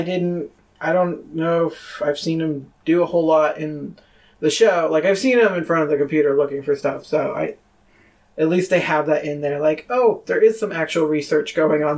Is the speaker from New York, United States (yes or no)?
yes; Rochester, New York, United States; my hometown of Rochester, New York